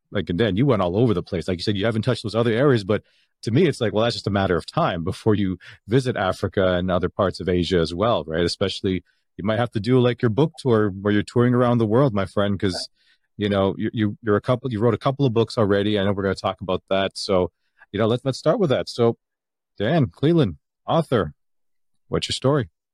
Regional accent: Canada; Canada, obviously, I was born in Canada

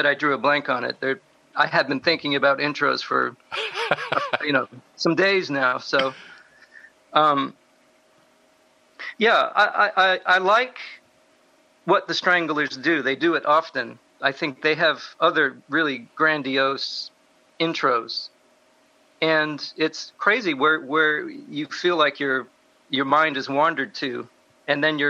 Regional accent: South Florida, United States; growing up in South Florida. We had really nice radio stations when I was growing up.

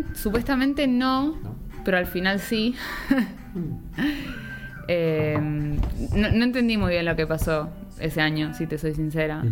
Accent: Villa Ballester, Buenos Aires Province, Argentina; moved away; also born or lived in Italy; nací en Villa Ballester, que es parte de San Martín, y bueno, viví ahí casi la mayor parte de mi vida hasta el día de hoy

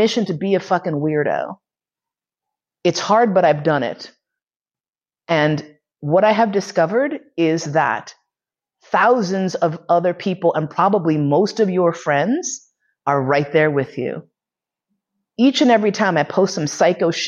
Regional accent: New York City, New York, United States; now in Vienna, Austria; I grew up in Manhattan. I grew up in East Harlem

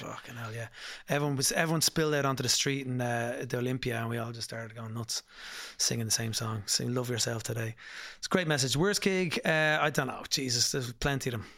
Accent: Dublin, Leinster, Ireland; I'm from Dublin, Putmarnock, in Dublin.

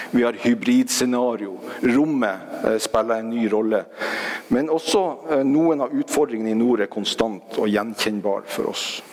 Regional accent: Norway; Som nordmenn

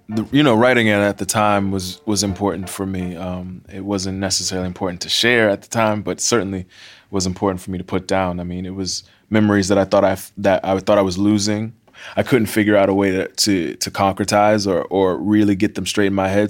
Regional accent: Miami, Florida, United States; growing up in Miami

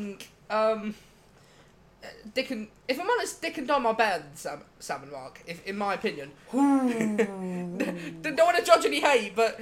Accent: Grays, East of England, United Kingdom; moved away; also born or lived in Portsmouth; We grew up in Grays.

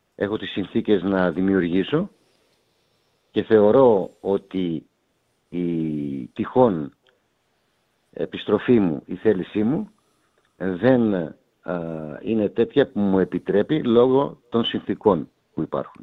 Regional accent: Greece; όταν εγώ πήγα πρώτη φορά ως Έλληνας διαιτητής

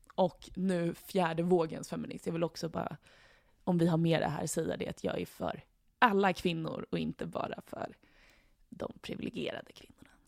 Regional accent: Sweden; vi som svenskar

